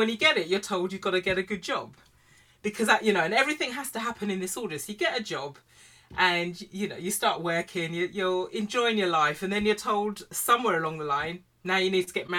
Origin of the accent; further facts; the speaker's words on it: United Kingdom; So I grew up, I'm black British from a Caribbean family.